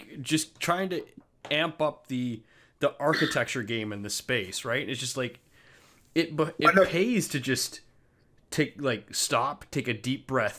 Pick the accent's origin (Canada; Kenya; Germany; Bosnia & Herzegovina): Canada; now in United States; I'm Canadian